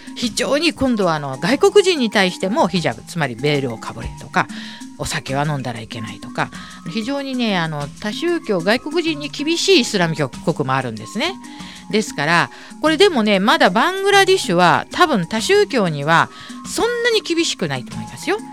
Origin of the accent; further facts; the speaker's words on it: Tokyo, Japan; 私はまあ向島生まれ育ち